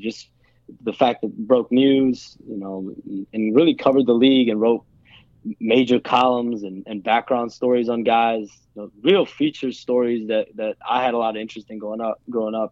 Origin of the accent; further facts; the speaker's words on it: Skokie, Illinois, United States; also born or lived in Rogers Park, Chicago / Evanston / Wilmette; I was born in in Rogers Park in, in the Evanston area, and then moved to Skokie. Lived, lived in Skokie until my freshman year of high school, and I went to uh, went to Wilmette